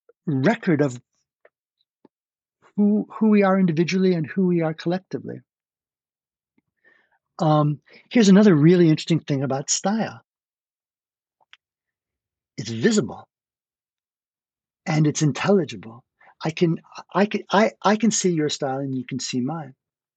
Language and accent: English; New York, United States; So I don't have a New York accent, even though I grew up in New York.